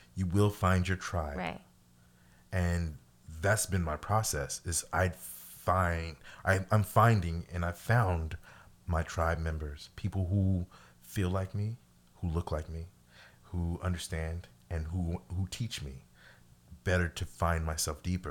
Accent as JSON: {"language": "English", "region": "Missouri", "country": "United States", "said": "I'm from Missouri"}